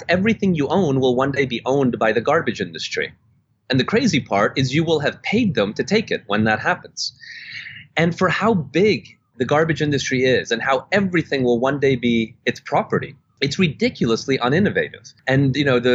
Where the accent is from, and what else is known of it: Canada; born or raised there; also born or lived in Budapest, Hungary / Germany / Netherlands